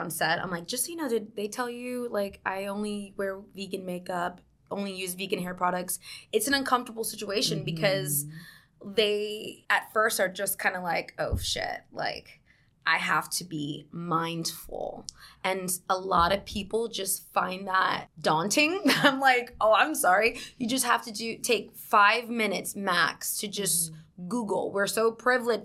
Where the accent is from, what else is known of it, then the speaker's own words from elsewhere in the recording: South Carolina, United States; moved away as an adult; now in New York, United States; I'm from New York. I grew up in South Carolina, though